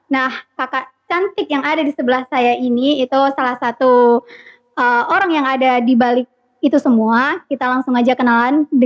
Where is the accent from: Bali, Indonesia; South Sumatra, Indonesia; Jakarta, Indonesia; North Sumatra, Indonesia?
Bali, Indonesia; Denpasar; Bali, aku asli Bali.